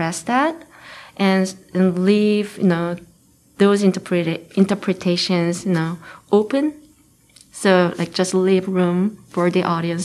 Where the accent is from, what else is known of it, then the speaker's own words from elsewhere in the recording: Seoul, South Korea; first language Korean; English is a second language; moved away as an adult; also born or lived in United Kingdom / United States; now in Lincoln, United States; I grew up in Seoul, Korea, but I moved to the UK and studied there